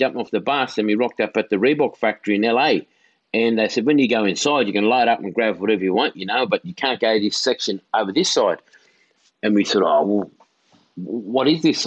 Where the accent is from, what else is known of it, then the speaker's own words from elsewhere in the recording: Tingha, New South Wales, Australia; also born or lived in Inverell; growing up in Tinga